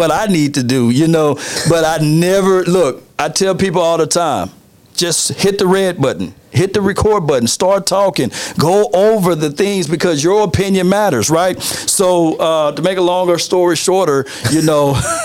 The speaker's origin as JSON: {"language": "English", "town": "Natchez", "region": "Mississippi", "country": "United States", "moved": "yes", "lives_now": "Dallas, United States", "said": "I'm from a small town called Natchez, Mississippi"}